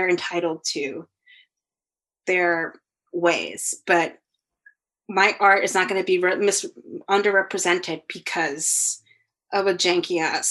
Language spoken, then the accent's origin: English; New York City, New York, United States; also born or lived in El Salvador; I was born in Manhattan, but I did sabbaticals in El Salvador